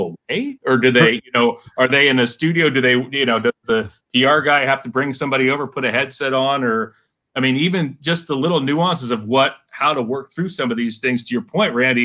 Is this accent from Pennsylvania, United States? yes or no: yes; Western Pennsylvania, United States; now in Cleveland, United States; I work in Cleveland, but I was born in Western Pennsylvania